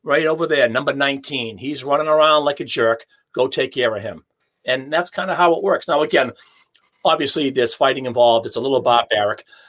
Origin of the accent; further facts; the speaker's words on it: Hanover, Massachusetts, United States; my hometown in Hanover